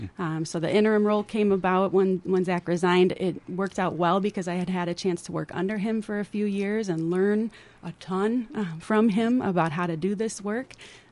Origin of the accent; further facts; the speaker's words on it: Northfield, Minnesota, United States; also born or lived in Dundas; Born and raised in Northfield. So I was born at the old Northfield Hospital over there on 2nd Street.